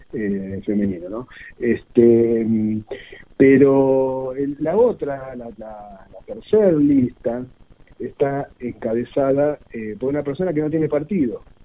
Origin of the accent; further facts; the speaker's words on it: Mar del Plata, Buenos Aires Province, Argentina; yo nací y viví de Mar del Plata